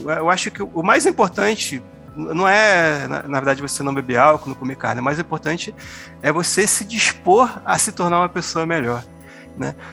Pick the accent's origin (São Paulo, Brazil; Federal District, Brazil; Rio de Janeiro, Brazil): Rio de Janeiro, Brazil; now in Campo Grande, Brazil; hoje eu moro em Campo Grande, Mato Grosso do Sul, sou lá do Rio de Janeiro